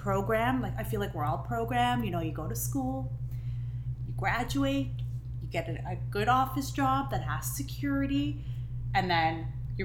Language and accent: English; Israel; English is a second language; moved away; I was born and raised in Israel, and I feel like I have the biggest accent.